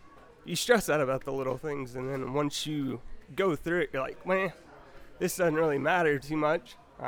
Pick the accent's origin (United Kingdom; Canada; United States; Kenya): United States; Fort Worth, Texas; I'm from Fort Worth, Texas.